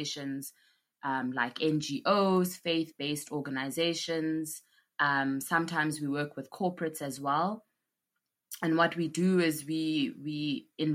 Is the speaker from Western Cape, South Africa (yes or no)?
no; Johannesburg, Gauteng, South Africa; also born or lived in KwaZulu-Natal; I grew up in Johannesburg, but I was born in KwaZulu-Natal